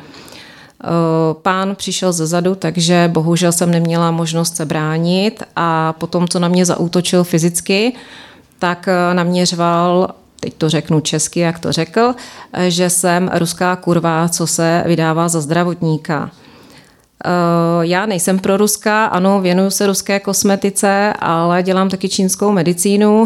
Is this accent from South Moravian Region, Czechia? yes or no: yes; Brno, South Moravian Region, Czechia; moved away as an adult; now in London, United Kingdom; jsem vedoucí sestra na Áro a jsem z Brna